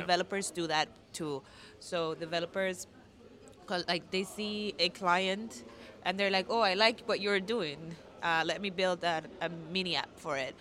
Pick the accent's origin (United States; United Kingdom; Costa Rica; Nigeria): Costa Rica; I'm from Costa Rica